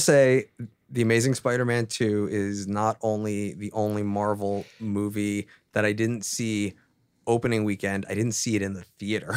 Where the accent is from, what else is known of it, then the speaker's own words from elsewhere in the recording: East Coast, United States; moved away; I'm originally from the East Coast